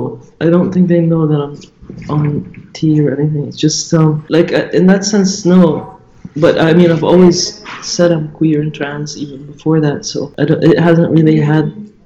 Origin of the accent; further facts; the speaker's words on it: Saudi Arabia; I grew up in Saudi Arabia.